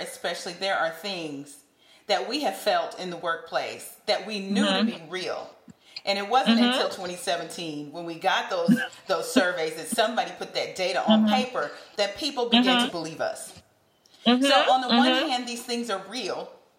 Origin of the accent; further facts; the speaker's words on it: the South, United States; accent: Southern; oh, gee, what do people think about my Southern accent, right?